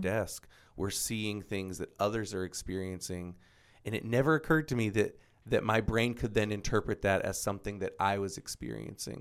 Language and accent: English; Florida, United States; moved away; Born and raised in Florida